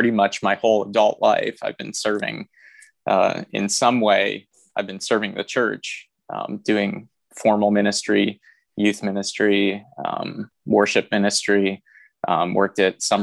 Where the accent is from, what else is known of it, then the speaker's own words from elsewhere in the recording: Anderson, Indiana, United States; I was raised in the Church of God, out of in Anderson, Indiana, which is, you know, where I went to seminary at Anderson University.